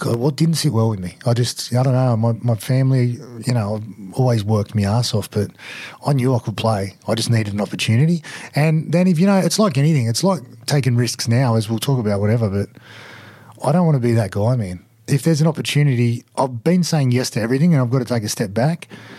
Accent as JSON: {"language": "English", "town": "Wollongong", "region": "New South Wales", "country": "Australia", "tie": "born or raised there", "also_born_or_lived": "Western Sydney / Cronulla", "said": "when I grew up in Wollongong and then I moved to out west, I always lived in an area where rugby league was just so central."}